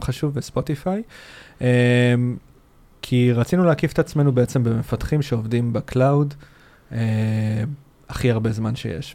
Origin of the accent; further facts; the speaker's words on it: Rishon LeZion, Central District, Israel; now in Tel Aviv, Israel; גר בתל אביב, במקור אני מהדרום, מראשון לציון, דרומית לתל אביב